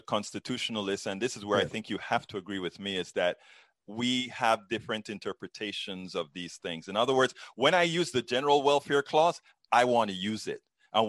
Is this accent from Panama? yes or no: yes; Panama; I'm originally from Central America, Panama.